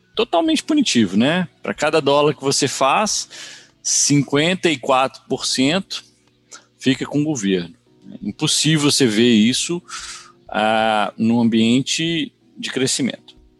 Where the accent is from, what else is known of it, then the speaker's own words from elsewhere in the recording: Brazil; moved away as an adult; now in United States; eu sou brasileiro, moro nos Estados Unidos há mais de 20 anos